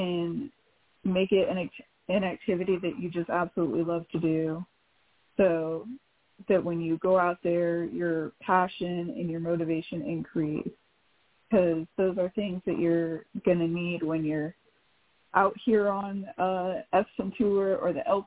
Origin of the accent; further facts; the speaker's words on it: Kennewick, Washington, United States; I am from Kennewick, Washington